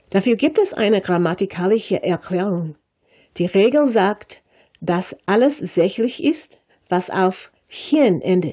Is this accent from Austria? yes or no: no; United States; German is a second language; als Amerikanerin